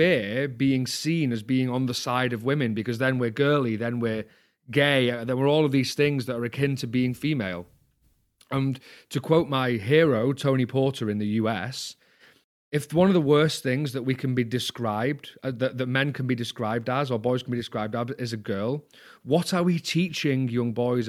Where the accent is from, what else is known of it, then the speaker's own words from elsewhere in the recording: England, United Kingdom; I'm a Northerner, okay. So I use pi.